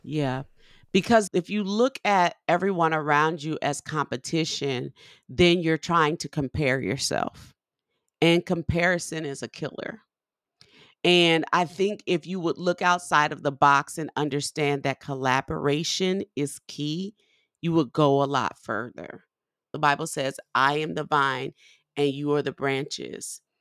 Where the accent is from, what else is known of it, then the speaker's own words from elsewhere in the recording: New Orleans, Louisiana, United States; moved away; I'm from New Orleans